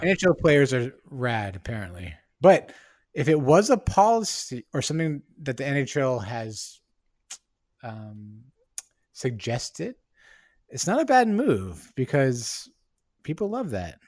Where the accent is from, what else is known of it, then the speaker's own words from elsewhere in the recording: Bay Area, California, United States; now in Seattle, United States; am originally from the Bay Area. I was born there and spent a, m, a lot of my life growing up there.